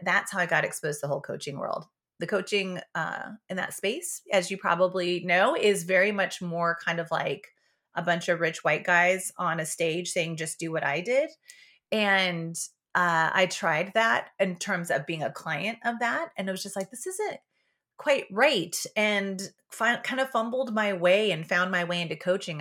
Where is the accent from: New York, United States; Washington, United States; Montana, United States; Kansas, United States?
Washington, United States; Yakima; I was born in Yakima, Washington, but not on a farm. But I was, I was raised on a berry farm